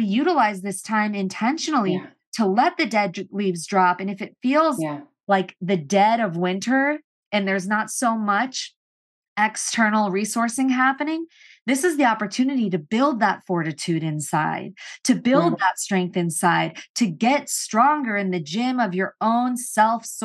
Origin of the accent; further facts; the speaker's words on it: St. Louis, Missouri, United States; also born or lived in Boulder, Colorado; now in Los Angeles, United States; I grew up in St. Louis